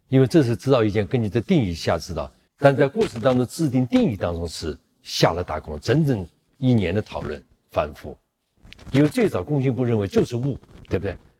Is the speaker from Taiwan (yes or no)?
no; China; 我们中国人